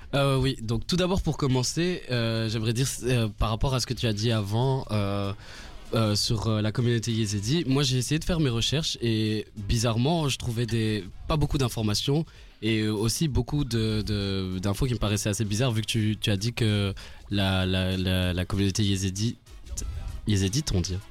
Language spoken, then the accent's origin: French; Rwanda; now in Belgium; je viens du Rwanda.